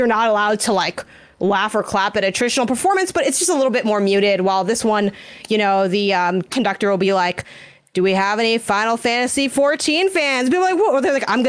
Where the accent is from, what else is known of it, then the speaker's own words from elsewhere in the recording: Chicago, Illinois, United States; I'm from Chicago